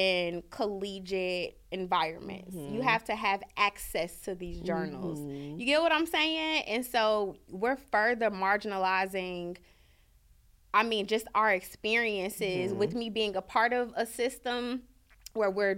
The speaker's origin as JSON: {"language": "English", "town": "Chicago", "region": "Illinois", "country": "United States", "tie": "born or raised there", "said": "growing up in Chicago"}